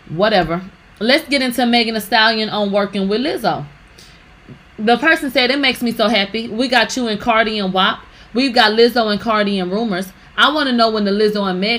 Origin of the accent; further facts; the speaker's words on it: Houston, Texas, United States; we're both from Houston.